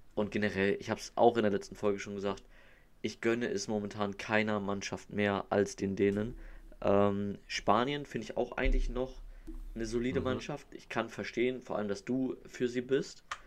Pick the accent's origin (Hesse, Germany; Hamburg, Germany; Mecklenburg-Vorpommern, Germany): Hamburg, Germany; ich komme aus Hamburg, also bin Norddeutscher